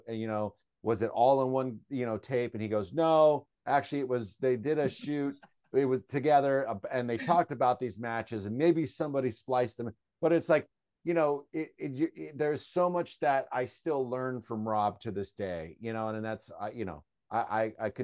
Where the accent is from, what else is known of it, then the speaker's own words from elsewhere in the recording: San Francisco, California, United States; I'm you know, from San Francisco, we're in a band